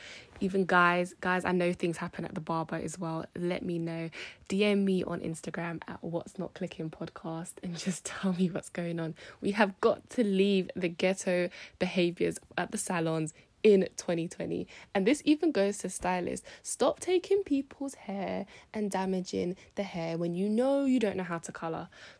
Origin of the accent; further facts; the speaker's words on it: United Kingdom; Shout out to my hometown, the UK. You know, I was born here, raised here. And as much as I shout out Jamaica, I am British.